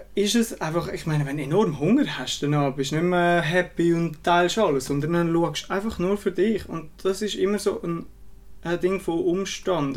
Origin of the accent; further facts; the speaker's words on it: Switzerland; bei uns in der Schweiz